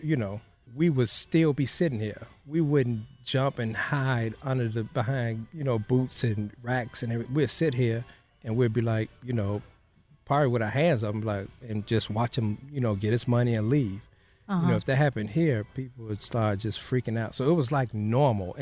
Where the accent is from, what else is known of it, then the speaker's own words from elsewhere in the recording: Chicago, Illinois, United States; moved away as an adult; now in Boerne, Texas, United States; We grew up on the south side of Chicago